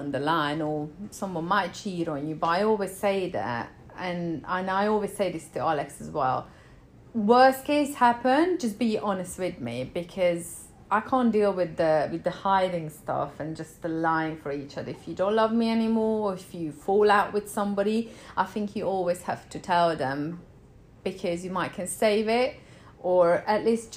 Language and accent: English; Hungary; moved away as an adult; I'm from Hungary. I left Hungary